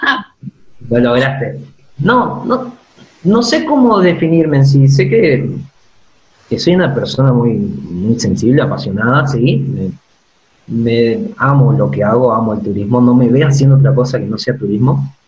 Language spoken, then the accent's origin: Spanish; Esquina, Corrientes, Argentina; moved away as an adult; also born or lived in Saladas / Mercedes; now in La Plata, Argentina; nací en Corrientes, claro. pero quería en esquina.